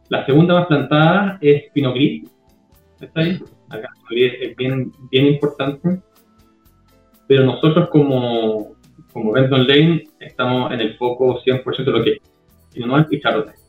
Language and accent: Spanish; Cajón del Maipo, Santiago Metropolitan Region, Chile; moved away as an adult; also born or lived in Viña del Mar, Chile; now in United States; Yo soy del Cajón del Maipo, yo soy cajonino Cajón del Maipo.